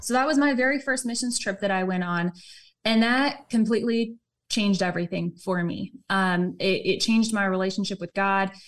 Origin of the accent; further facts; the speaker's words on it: Southern California, United States; grew up Southern California